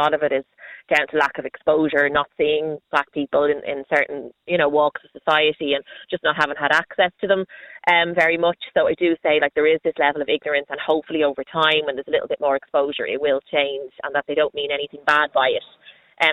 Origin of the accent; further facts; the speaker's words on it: Dublin, Leinster, Ireland; Yeah, hi. Yeah, I'm Irish. I'm from Dublin, and my husband is Ghanaian. So we've two mixed race kids.